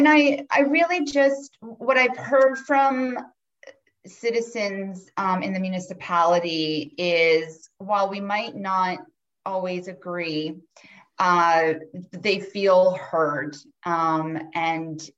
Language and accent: English; Cobourg, Ontario, Canada; moved away as an adult; also born or lived in Ottawa, Canada / Toronto, Canada / Melbourne, Australia; I born and raised in Coburg